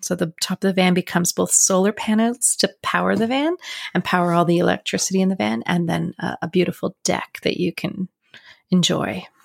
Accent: Canada

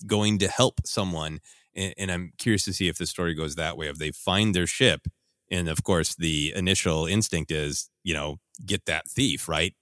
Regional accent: Minnesota, United States; growing up in Minnesota where there are a lot of elements

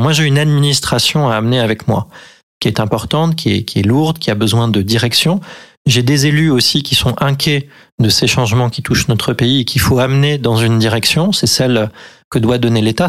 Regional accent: Limousin, near Oradour-sur-Glane, Nouvelle-Aquitaine, France; moved away; je suis originaire du Limousin, je suis né à côté de Radour-sur-Glane

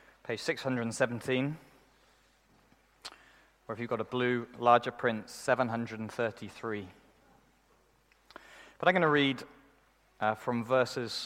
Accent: United Kingdom; we're British

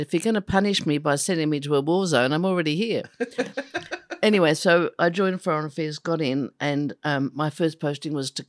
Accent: Adelaide, South Australia, Australia; In the foothills of Adelaide to a loving, peaceful, secure family. I was the fourth of four girls.

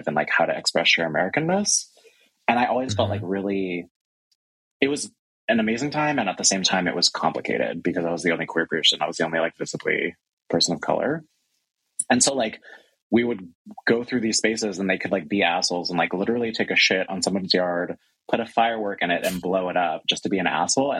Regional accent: San Francisco, California, United States; I grew up in San Francisco

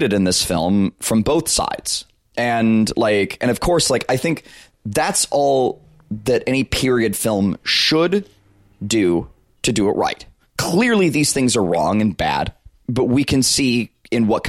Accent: South Alabama, United States; I grew up in South Alabama

